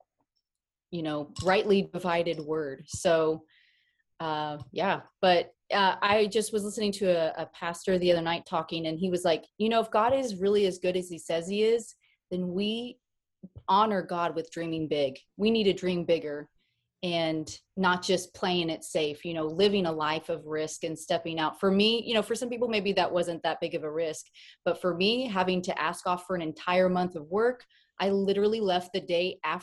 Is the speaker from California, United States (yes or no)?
no; Oklahoma, United States; I'm from Oklahoma